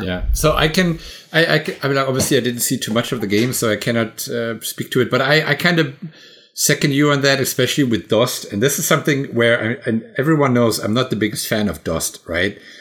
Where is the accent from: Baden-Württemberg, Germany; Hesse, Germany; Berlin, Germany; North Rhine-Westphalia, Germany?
Hesse, Germany; Bad Vilbel; my hometown